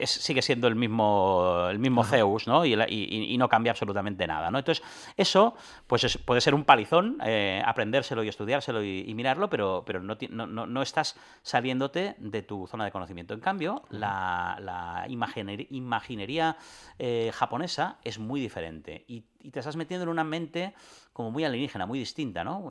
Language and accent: Spanish; Catalonia, Spain; los, cuatro jugadores somos catalanes